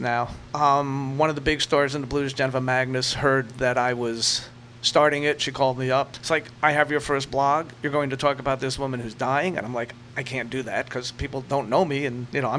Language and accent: English; New York City, New York, United States; my early days of growing up in New York City